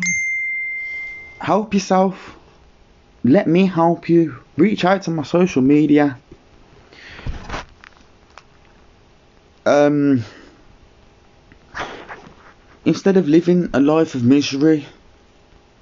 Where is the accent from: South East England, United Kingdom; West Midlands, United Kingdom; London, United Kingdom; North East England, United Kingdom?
West Midlands, United Kingdom; Birmingham; I'm from Birmingham